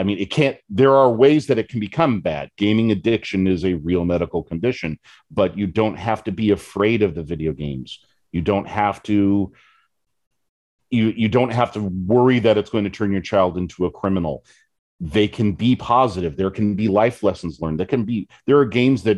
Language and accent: English; West Coast, United States; now in Michigan, United States; I'm originally from the West Coast